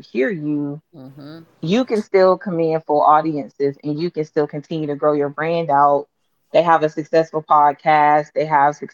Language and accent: English; Atlanta, Georgia, United States; I'm from Atlanta.